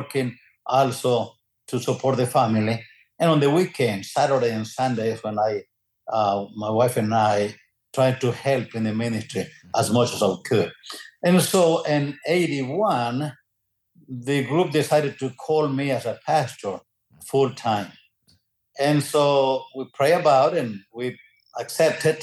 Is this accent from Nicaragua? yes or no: yes; Nicaragua; moved away as an adult; also born or lived in Georgia, United States / Texas, United States; now in Mission, United States; I am originally from Nicaragua.